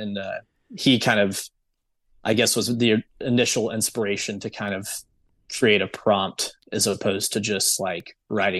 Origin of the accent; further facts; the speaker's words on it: San Antonio, Texas, United States; also born or lived in Saudi Arabia / Germany; but I'm from San Antonio, but I lived in Saudi Arabia for about 9 years, and then Germany for about two.